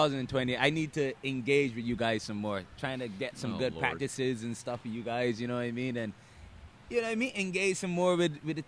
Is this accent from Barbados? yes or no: yes; Barbados; I'm from Barbados.